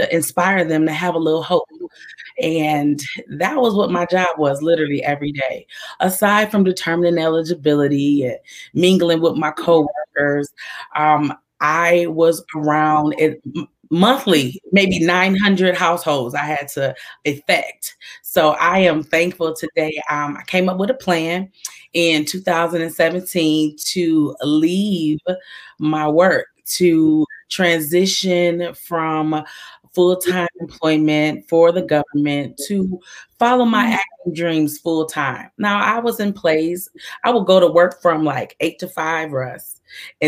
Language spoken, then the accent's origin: English; Detroit, Michigan, United States; I am from Detroit, Michigan, the Motor City